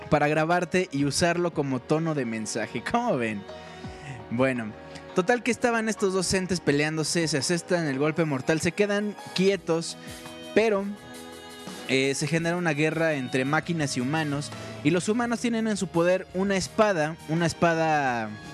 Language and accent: Spanish; Mexico; nosotros somos de México